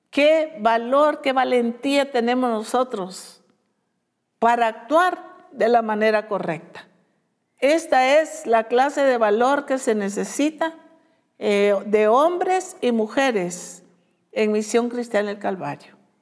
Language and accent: Spanish; Guatemala; esos somos los guatemaltecos